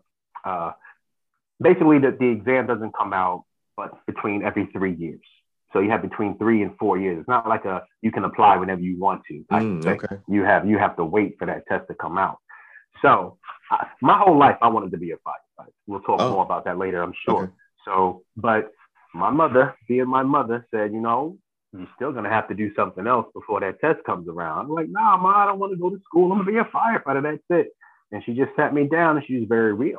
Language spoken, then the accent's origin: English; Jersey City, New Jersey, United States; born and raised in Jersey City, love my city.